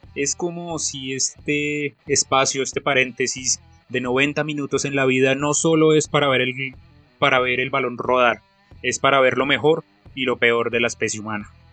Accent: Colombia; soy colombiano

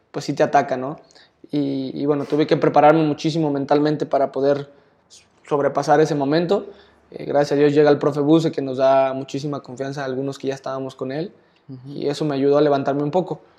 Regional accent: Jalisco, Mexico; pues Osvaldo Sánchez creo que era mi máxima figura en la portería porque pues soy de Jalisco, le vas a las Chivas

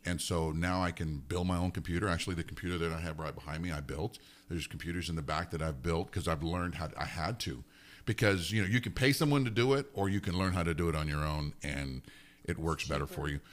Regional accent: Alamogordo, New Mexico, United States; also born or lived in Nuremberg, Germany; originally I'm from Alamogordo. That's where I grew up

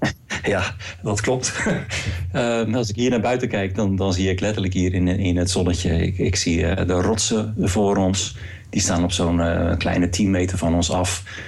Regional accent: Rotterdam, South Holland, Netherlands; moved away as an adult; also born or lived in Waalwijk; now in Norway; ik ben een, geboren in Rotterdam

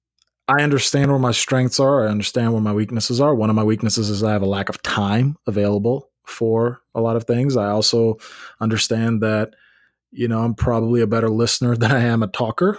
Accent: Memphis, Tennessee, United States; now in Nashville, United States; I grew up in Memphis.

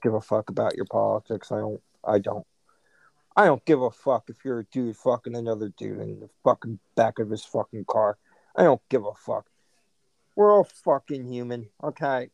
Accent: United States; we're all American

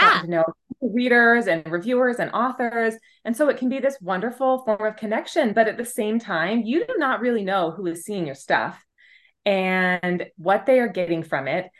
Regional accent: Utah, United States; my home state of Utah

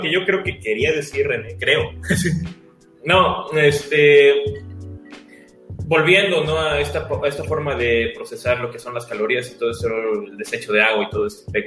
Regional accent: Mexico; somos mexicanos

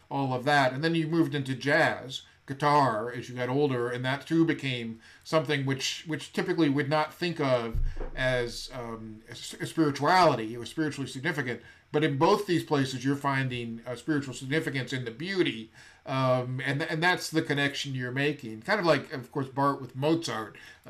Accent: Buffalo, New York, United States; I grew up near Buffalo in New York

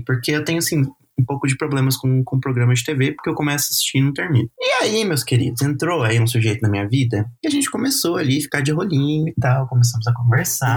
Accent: Brazil; como brasileiro

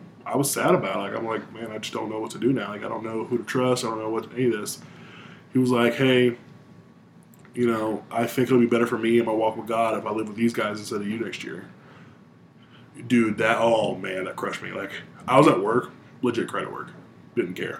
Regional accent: Michigan, United States; moved away; I'm from Michigan

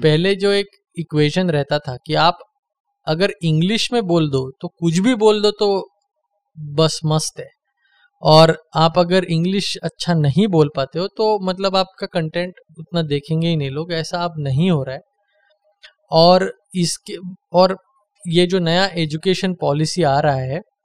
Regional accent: Maharashtra, India; मैं महाराष्ट्र से हूँ

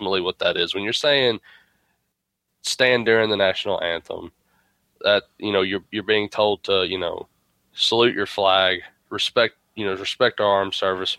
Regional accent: United States; as an American

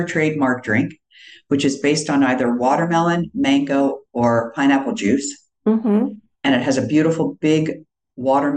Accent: East Coast, United States; moved away; also born or lived in Northern Virginia / New York; I grew up on the East Coast, and one thing I remember clearly, both Northern Virginia outside of Washington and New York, which are the two places I lived most of my life before moving here

